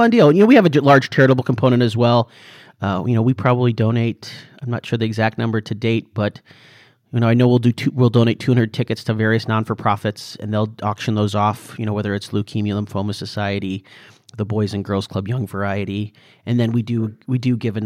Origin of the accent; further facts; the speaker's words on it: Des Moines, Iowa, United States; I'm from Des Moines and my buddies who are all from here